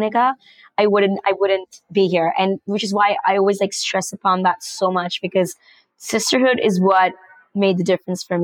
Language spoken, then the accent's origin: English; Panama; I was born in Panama and raised in Panama. But my parents are actually from India